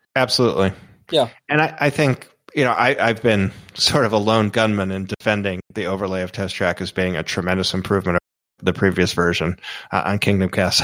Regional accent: Florida, United States; I grew up in Florida

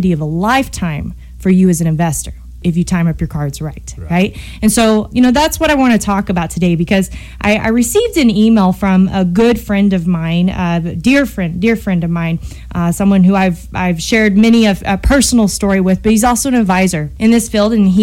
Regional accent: United States; I am an American. I'm very proud to be an American

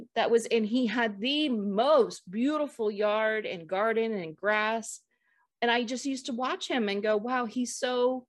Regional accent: the Bay Area, California, United States; when I was a teenager, growing up in the Bay

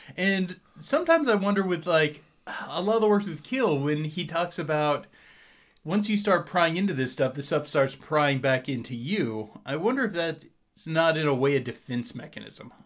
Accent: Hayden, Indiana, United States; a little outside of my hometown of Hayden

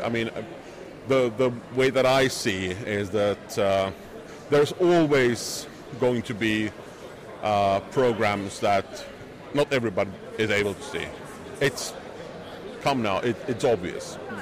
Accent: Helsinki, Uusimaa, Finland; this is my hometown

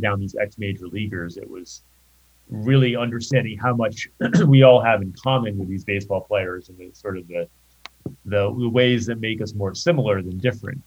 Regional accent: Rhode Island, United States; I grew up in Rhode Island

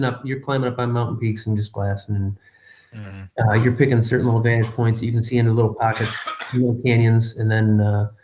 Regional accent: Michigan, United States; I grew up in Michigan

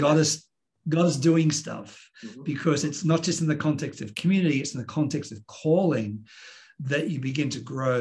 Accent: Sydney, New South Wales, Australia; also born or lived in New York, United States; born and raised in Sydney

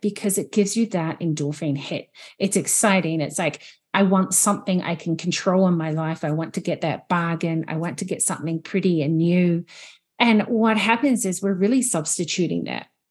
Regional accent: New Zealand; moved away as an adult; now in Canada; I'm originally from New Zealand, and I'm living in Canada at the moment. So being here for twelve years

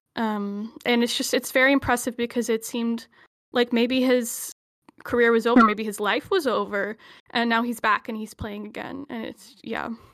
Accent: Alberta, Canada; I'm from Alberta

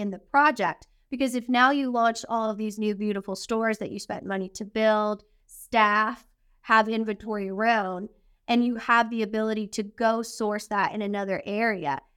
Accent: Canada; And so, being Canadian, Jordy

